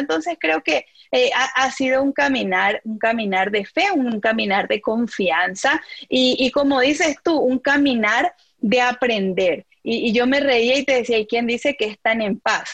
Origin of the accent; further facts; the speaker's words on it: Paraguay; moved away as an adult; now in Philadelphia, United States; mi comunidad de renovación en Paraguay